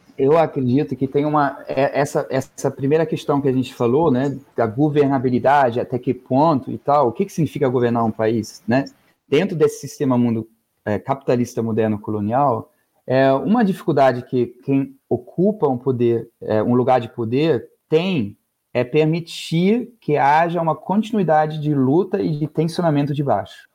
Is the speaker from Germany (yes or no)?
yes; Northern Germany, Germany; now in Brazil; Eu venho do, é, do norte da Alemanha